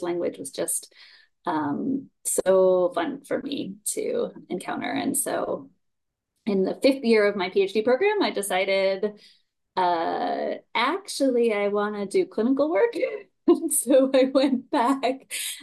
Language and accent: English; New York, United States; also born or lived in Japan; now in North Carolina, United States; I grew up in New York